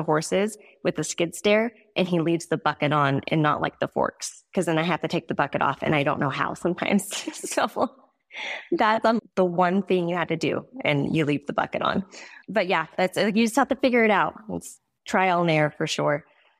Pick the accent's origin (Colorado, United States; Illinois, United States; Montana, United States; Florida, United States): Montana, United States; also born or lived in South Dakota / Arizona / Wyoming; We grew up a lot or moved around a lot. South Dakota, Arizona, Montana, Wyoming, all of the places, but mostly was Montana as I got older.